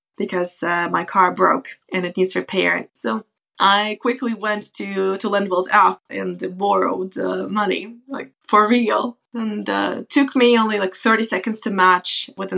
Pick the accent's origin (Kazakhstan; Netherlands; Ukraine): Kazakhstan; moved away as an adult; also born or lived in United States / United Kingdom; now in Norway; I come from Kazakhstan originally. As of now, I've been living in Norway for about 10 years